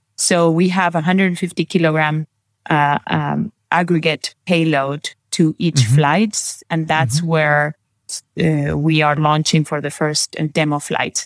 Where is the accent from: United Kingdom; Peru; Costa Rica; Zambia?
Peru; also born or lived in Brazil; now in Bavaria, Germany; I was born in Peru. So I have um, Spanish, and my mother is Brazilian, and my father's Peruvian. Grew up in both countries.